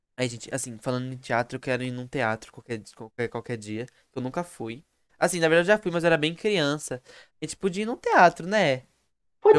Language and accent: Portuguese; Brazil; sou brasileiro com orgulho.